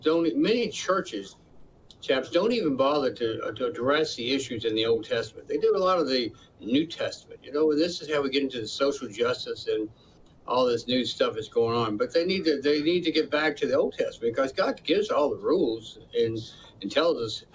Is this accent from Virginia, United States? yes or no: yes; Richmond, Virginia, United States; This is my hometown. So I grew up in with Jewish people in my elementary school all the way through high school.